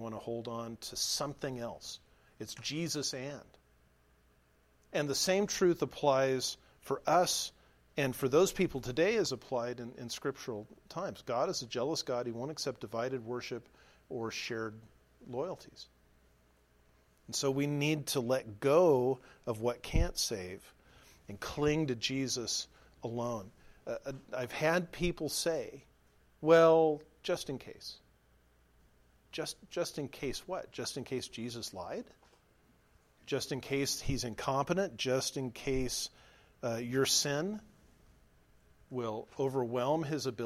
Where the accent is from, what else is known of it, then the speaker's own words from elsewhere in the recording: Southern California, United States; now in Nebraska, United States; We're from Southern California.